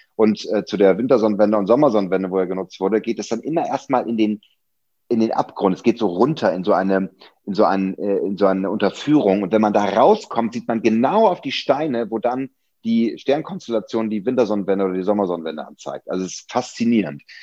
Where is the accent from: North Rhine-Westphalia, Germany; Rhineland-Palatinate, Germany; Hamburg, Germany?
Hamburg, Germany; moved away as an adult; now in Berlin, Germany; Ich bin ja auch äh, äh waschechter Hamburger